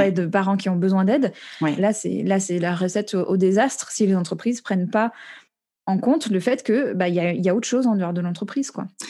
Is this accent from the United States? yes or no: yes; United States; now in France; j'ai grandi aux États-Unis, je suis très branchée sur la culture là-bas